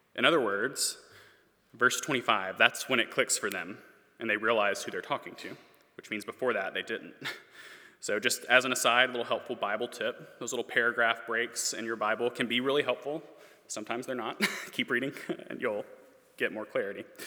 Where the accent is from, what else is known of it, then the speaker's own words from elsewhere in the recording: Memphis, Tennessee, United States; moved away; I am from Memphis, Tennessee